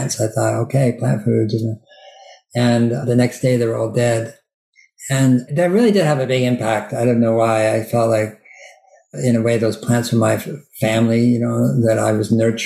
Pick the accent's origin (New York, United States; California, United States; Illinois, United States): California, United States; Berkeley; also born or lived in Sierra Nevada; I grew up in Berkeley, which is, you know, a very liberal university town